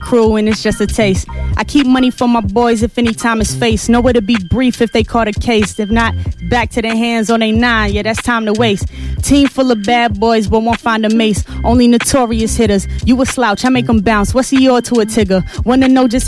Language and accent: English; Richmond, Virginia, United States; I'm from Richmond, Virginia